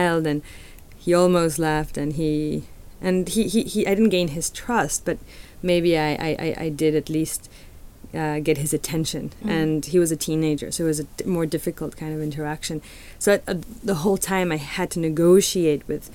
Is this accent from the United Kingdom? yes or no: no; Mexico City, Mexico; moved away; I'm a Chilanga, which means I'm from Mexico City